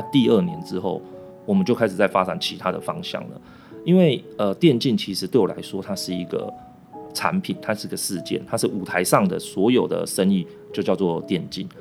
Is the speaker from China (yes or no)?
no; Taiwan; also born or lived in Argentina; 因为我是台湾人